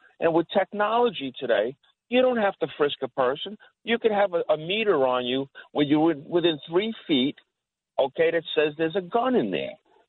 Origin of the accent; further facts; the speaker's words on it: New York City, New York, United States; I grew up in Richmond Hill, Queens